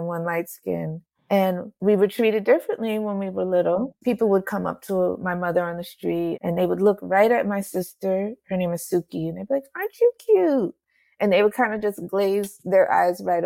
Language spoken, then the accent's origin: English; New Jersey, United States; I grew up in New Jersey